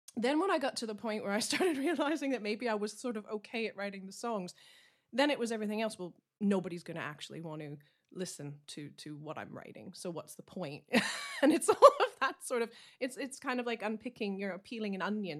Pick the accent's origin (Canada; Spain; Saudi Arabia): Canada; now in Essex, United Kingdom; I'm a Canadian country singer, songwriter. I'm based in Essex in the U K